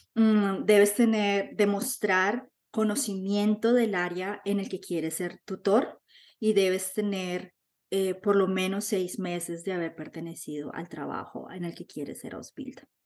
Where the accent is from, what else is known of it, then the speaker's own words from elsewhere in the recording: Bogotá, Colombia; moved away as an adult; now in Germany; soy colombiana, vengo de la ciudad de Bogotá, estoy en Alemania hace 13 años